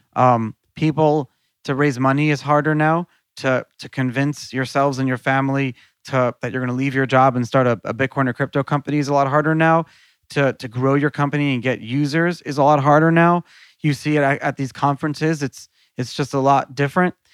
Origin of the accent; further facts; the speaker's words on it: New York City, New York, United States; I grew up in New York City